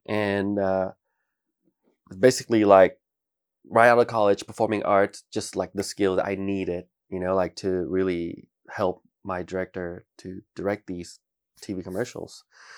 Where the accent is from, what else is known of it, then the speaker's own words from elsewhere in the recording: Bangkok, Thailand; You know, I grew up in Bangkok. I was born in Bangkok, grew up in Bangkok, and I went through three different art schools.